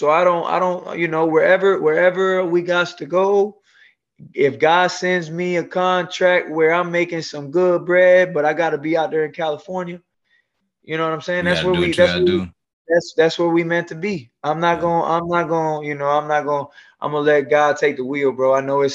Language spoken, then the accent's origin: English; Bayamón, Puerto Rico; also born or lived in Clarksville, Tennessee; now in Florida, United States; originally I'm from Bayamón, Puerto Rico